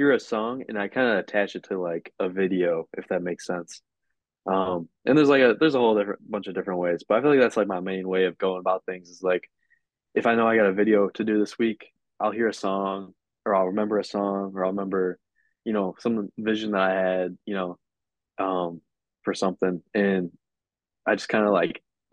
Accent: Chicago, Illinois, United States; I'm from Chicago area

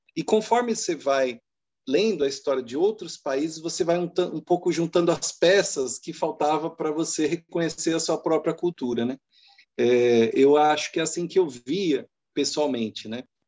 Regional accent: São Paulo, Brazil; moved away as an adult; now in Haiti; Eu sou eu sou de São Paulo mesmo, da capital

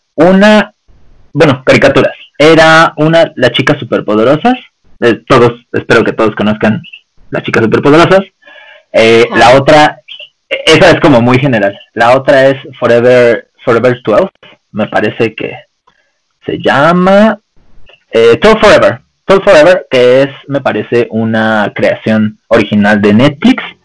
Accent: Mexico; nosotros, como los mexicanos

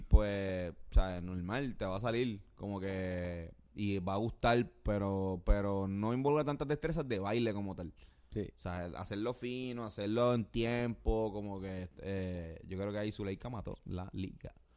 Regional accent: Puerto Rico; uno como boricua

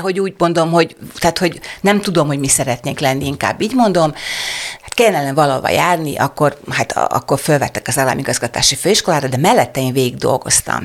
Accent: Kübekháza, Csongrád-Csanád, Hungary; also born or lived in Szeged; Én szegedi lány vagyok, Szegeden születtem, nagymamám Kübekházán, Szegedtől 18 kilométerre lévő kis falu

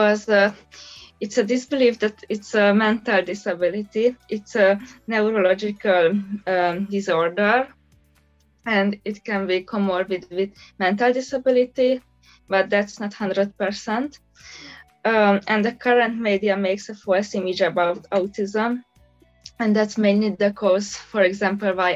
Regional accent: Budapest, Hungary; I'm from Budapest, Hungary

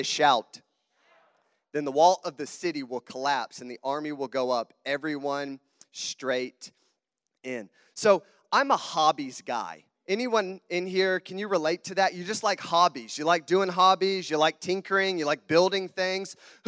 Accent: Southern United States, United States; accent: southern; also born or lived in Sydney, Australia; I have a southern accent. I am not from Wisconsin, obviously. So if you hear my southern twang come out, can everybody understand me okay?

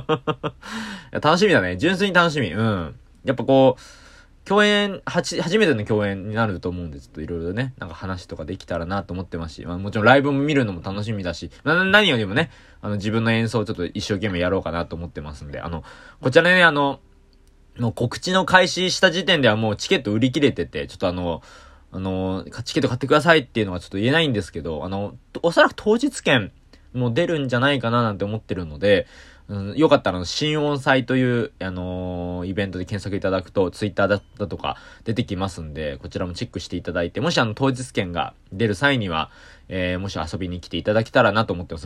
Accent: Kanagawa, Japan; 僕ね、あの、神奈川出身なんですけど

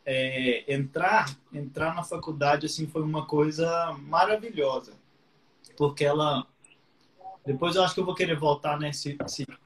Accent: Patos de Minas, Minas Gerais, Brazil; eu sou de Patos de Minas, que é uma cidade do interior de Minas, né? Terra do milho, tem, famosa lá pelas pamonhas.

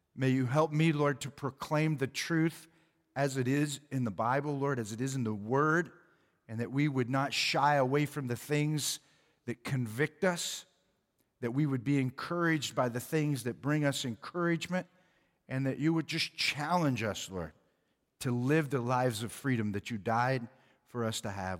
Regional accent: Oklahoma, United States; moved away; I was from Oklahoma

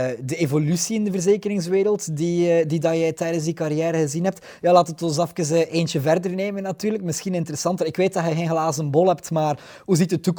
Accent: Ostend, Flanders, Belgium; Ik ben eigenlijk een Oostendenaar.

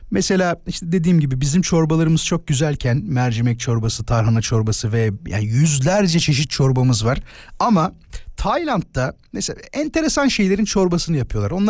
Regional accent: Gaziantep, Turkey; Antepliyim abi ben.

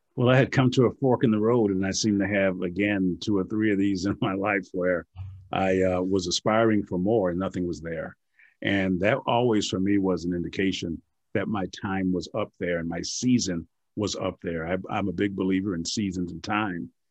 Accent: Milwaukee, Wisconsin, United States; moved away; I'm from Milwaukee

